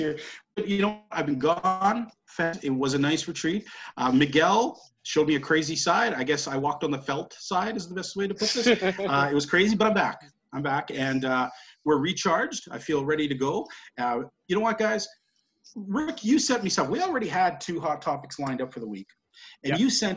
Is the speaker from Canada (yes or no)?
yes; Canada; I'm a Canadian